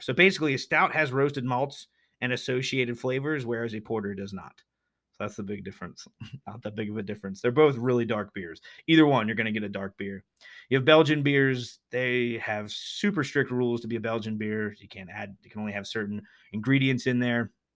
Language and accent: English; Pennsylvania, United States; They are legendary here in my home state. We Pennsylvanians are mighty proud of Yinglings